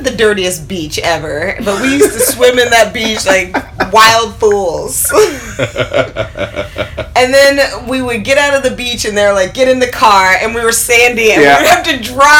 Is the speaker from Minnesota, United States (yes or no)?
no; Oklahoma, United States; moved away as an adult; now in Chicago, United States; When people say, oh, where are you from? I say Oklahoma